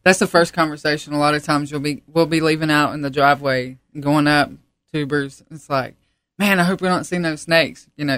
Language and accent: English; Piney Creek, North Carolina, United States; also born or lived in Baltimore, Maryland; I was born in Baltimore, Maryland, but I've pretty much lived in North Carolina all my life, born and raised here.